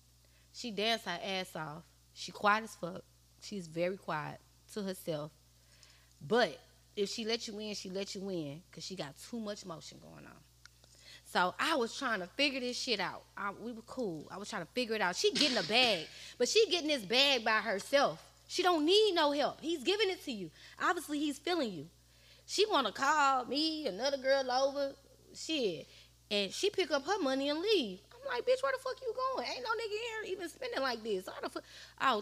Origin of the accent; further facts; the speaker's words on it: St. Louis, Missouri, United States; I'm from St. Louis